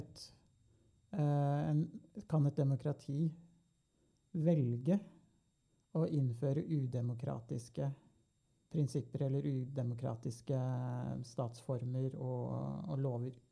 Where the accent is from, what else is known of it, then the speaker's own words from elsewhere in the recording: Norway; vi som nordmenn